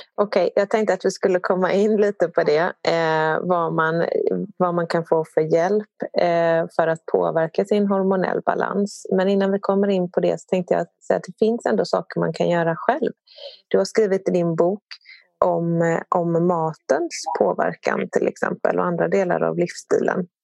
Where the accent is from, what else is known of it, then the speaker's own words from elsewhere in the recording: Sweden; som svensk så har vi liksom matats under rätt lång tid